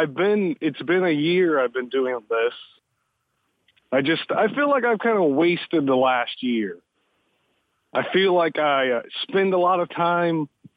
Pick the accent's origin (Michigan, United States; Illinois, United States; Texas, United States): Texas, United States; Jackson; I was born in Jackson, Texas.